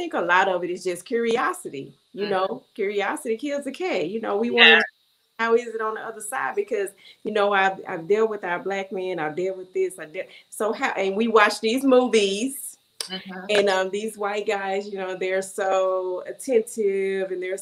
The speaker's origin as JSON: {"language": "English", "region": "Louisiana", "country": "United States", "said": "we are from Louisiana"}